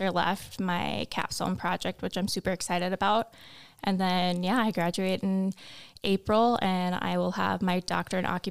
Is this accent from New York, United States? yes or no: no; Fargo, North Dakota, United States; Um, I grew up around the Fargo Moorhead area.